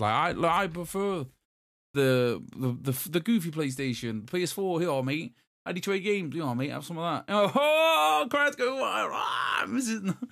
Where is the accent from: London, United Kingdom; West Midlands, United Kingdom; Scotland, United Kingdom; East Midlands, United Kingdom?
East Midlands, United Kingdom; Derby; I'm from Derby